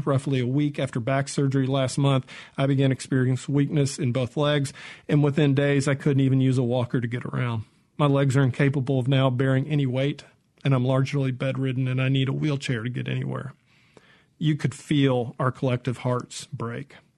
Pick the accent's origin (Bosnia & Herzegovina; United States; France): United States; Mississippi; I'm from Mississippi.